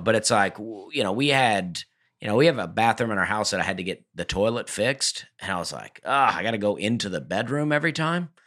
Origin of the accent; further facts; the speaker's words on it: Alabama, United States; We're all from Alabama